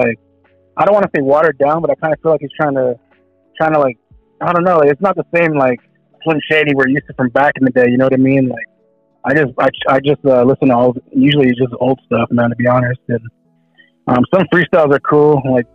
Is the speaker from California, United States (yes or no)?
yes; Oxnard, California, United States; now in Fort Worth, United States; I'm from Oxnard, California, but I'm currently living in Fort Worth, Texas